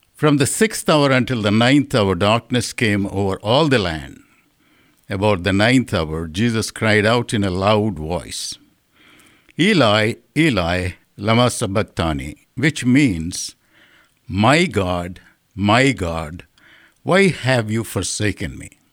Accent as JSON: {"language": "English", "country": "India", "tie": "born or raised there", "moved": "yes", "said": "my understanding of Lent growing up in India is purely the season of suffering."}